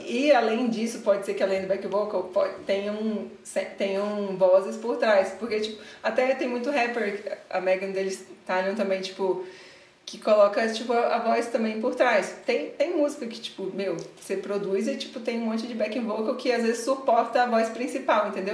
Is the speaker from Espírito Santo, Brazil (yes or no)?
yes; Vitória, Espírito Santo, Brazil; moved away as an adult; now in São Paulo, Brazil; eu sou de Vitória, Espírito Santo